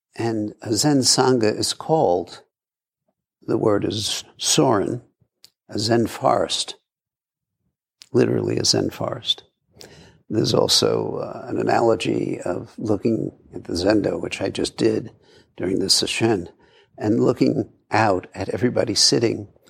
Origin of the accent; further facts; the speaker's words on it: New York City, New York, United States; I grew up in Brooklyn